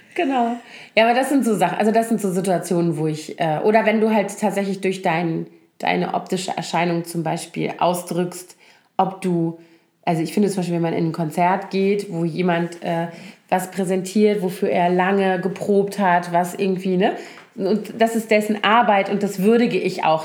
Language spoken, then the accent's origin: German; Koblenz, Rhineland-Palatinate, Germany; now in Berlin, Germany; meine Heimatstadt Koblenz